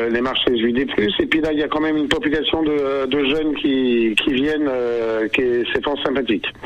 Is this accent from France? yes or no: yes; Argenton-sur-Creuse, Centre-Val de Loire, France; born there; je suis né à Argenton déjà, donc je connaissais beaucoup de personnes.